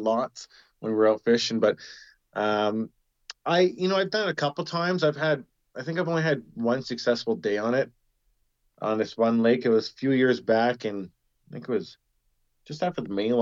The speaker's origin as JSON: {"language": "English", "town": "Prince George", "region": "British Columbia", "country": "Canada", "tie": "born or raised there", "also_born_or_lived": "Salmon Valley", "said": "where I grew up in Prince George, just a little, you know, north of where I live now in Salmon Valley"}